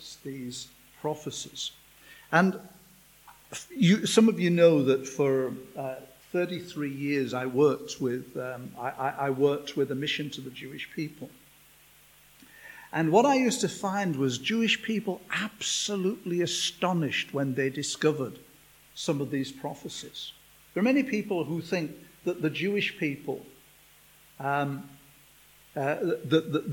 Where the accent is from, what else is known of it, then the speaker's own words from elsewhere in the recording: England, United Kingdom; we're from England